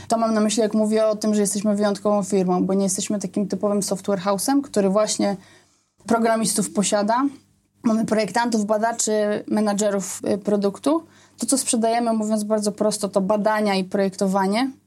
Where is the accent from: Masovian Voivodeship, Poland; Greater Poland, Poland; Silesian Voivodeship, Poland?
Greater Poland, Poland; Poznań; wtedy mieszkałam w Poznaniu, urodziłam się w Poznaniu